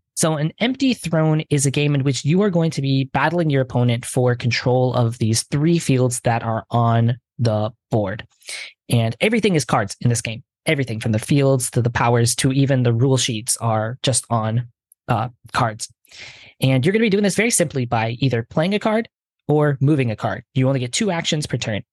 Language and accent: English; Detroit, Michigan, United States; first language English; moved away; I'm originally from Detroit